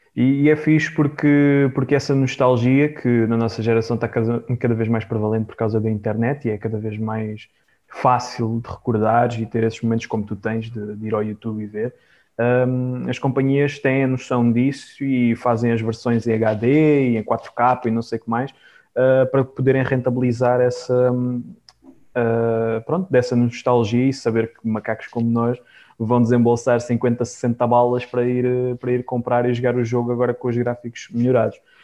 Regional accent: Algarve, Portugal; eu sou do Algarve

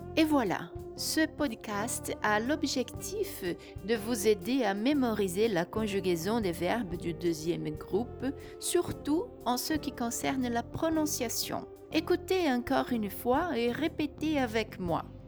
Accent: Brazil; je suis brésilienne et professeure de français

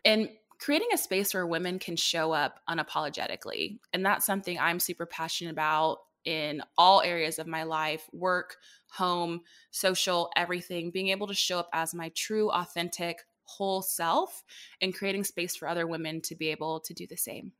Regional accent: Dallas, Texas, United States; moved away as an adult; also born or lived in Indianapolis, Indiana; I'm born and raised in Dallas, popped up to Indy for a little bit, but now I'm back home.

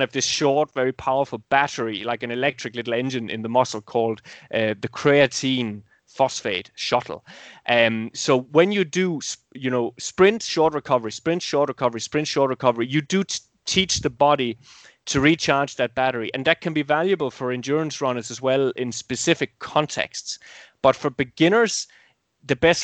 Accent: Denmark; my home country, Denmark

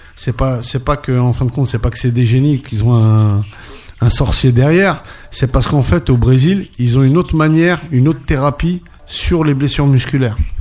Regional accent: Paris, Île-de-France, France; also born or lived in Torcy; Je suis un pur parisien, donc je suis né à Paris

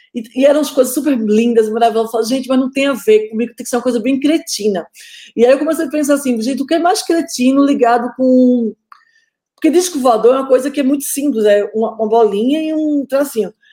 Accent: Northeast Region, Brazil; eu sou nordestina

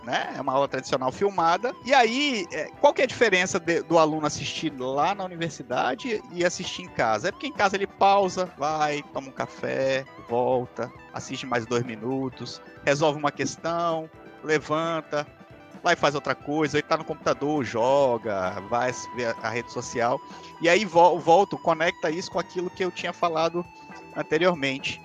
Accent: Pará, Brazil; also born or lived in Minas Gerais / São Paulo; Eu sou mineiro de, de, de nascimento, vim para o Pará muito novinho.

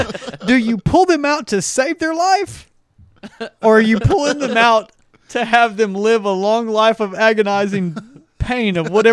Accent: East Texas, United States; You know, we're from East Texas

